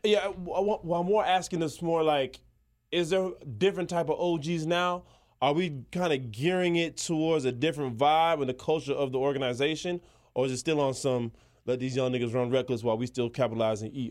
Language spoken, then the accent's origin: English; Miami, Florida, United States; I'm from Miami.